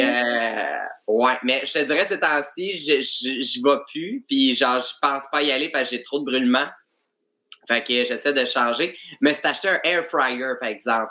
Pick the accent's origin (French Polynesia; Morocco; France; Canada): Canada; Joliette, Quebec; moi, je viens de Joliette